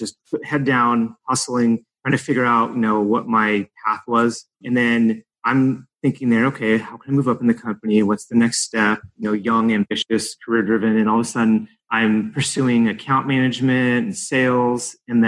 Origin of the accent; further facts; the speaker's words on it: Illinois, United States; moved away as an adult; now in California, United States; My dad moved me around the country, but my formative years in high school, I grew up outside of Chicago. So yeah, I was there after high school.